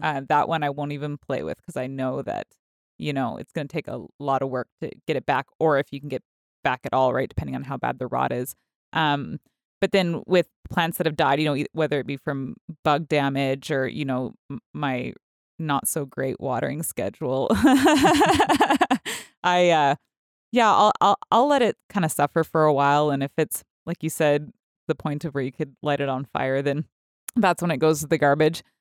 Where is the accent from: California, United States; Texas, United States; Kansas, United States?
California, United States; moved away; I grew up in California